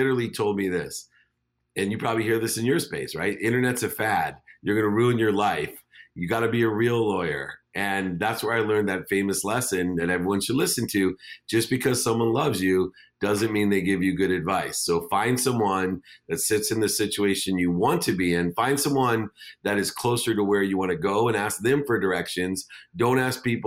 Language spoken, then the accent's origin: English; San Diego, California, United States; also born or lived in Akron, Ohio; I moved from Akron, Ohio to San Diego.